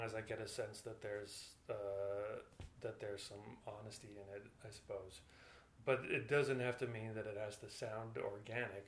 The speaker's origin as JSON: {"language": "English", "country": "Netherlands", "moved": "yes"}